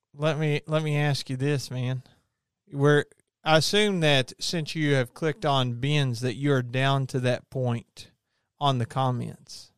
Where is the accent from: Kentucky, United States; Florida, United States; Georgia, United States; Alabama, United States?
Kentucky, United States; I didn't choose to be born and raised in Kentucky